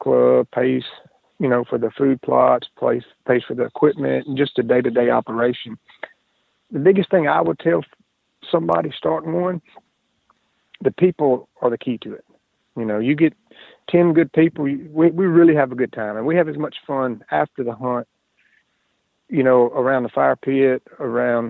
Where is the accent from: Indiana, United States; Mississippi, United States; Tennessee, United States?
Mississippi, United States; Jackson; also born or lived in Raymond, Mississippi; I grew up in Jackson, Mississippi. I live in a little small town outside of Jackson now called Raymond, and been here my whole life